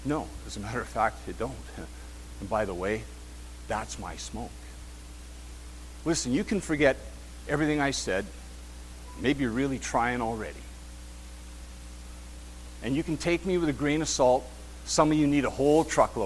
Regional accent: Kenora, Ontario, Canada; We're from Kenora

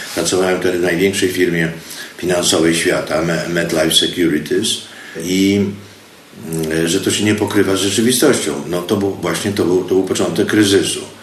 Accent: Zakopane, Lesser Poland, Poland; moved away as an adult; also born or lived in Kraków, Poland / United States / Mexico / Argentina; Urodziłem się w Zakopanem dawno, dawno temu. Potem szkoły skończyłem w Krakowie, uniwersytet.

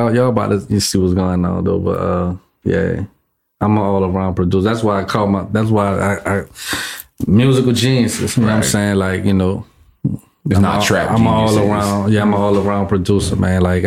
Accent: New Orleans, Louisiana, United States; I'm from New Orleans

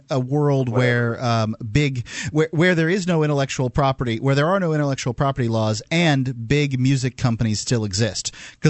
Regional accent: Sarasota, Florida, United States; I'm from Sarasota, Florida.

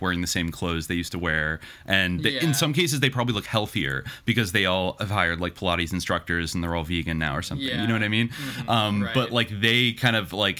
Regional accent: California, United States; I grew up in California

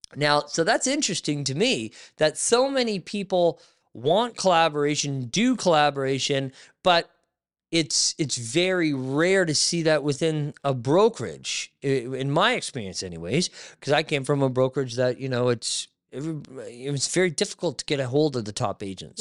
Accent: Barrie, Ontario, Canada; moved away as an adult; now in Niagara, Canada; I grew up in Barrie. I moved to Niagara

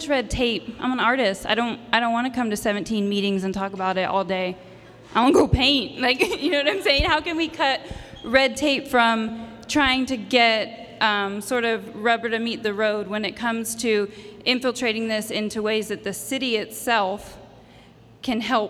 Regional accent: Rancho Cordova, California, United States; So I'm very Sacramento proud. I'm from Rancho Cordova

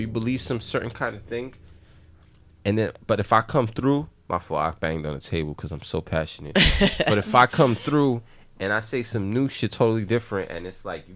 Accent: New York City, New York, United States; I grew up in the Bronx in the neighborhood with black and Hispanic and Italian or whatever the fuck is

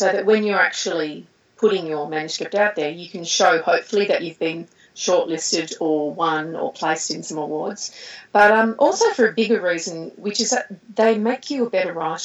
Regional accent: Australia; I'm Australian

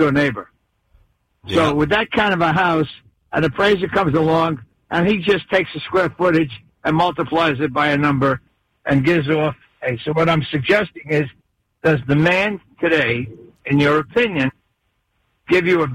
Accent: New York City, New York, United States; moved away; I'm from the Bronx, but I lived here 40 years

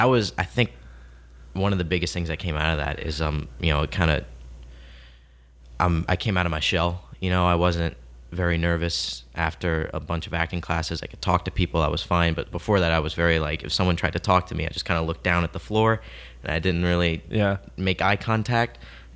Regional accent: Houma, Louisiana, United States; I was born in Houma, Louisiana. I'm sure you two know where that is. Mm-hmm. But to the people listening, that's probably about an hour south of New Orleans, around that area. Very small town. And I grew up there.

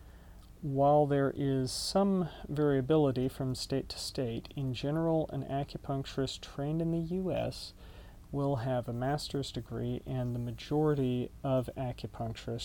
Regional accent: Dallas, Texas, United States; also born or lived in Austin, Texas; now in Denton, United States; I grew up in Dallas

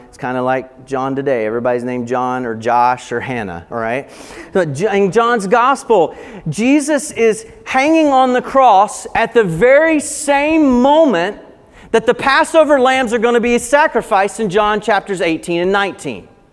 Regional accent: Appalachian Mountains of North Carolina, United States; I grew up in the Appalachian Mountains of North Carolina

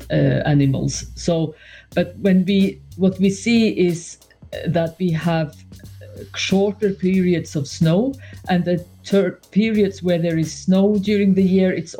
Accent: Norway; I'm from Norway

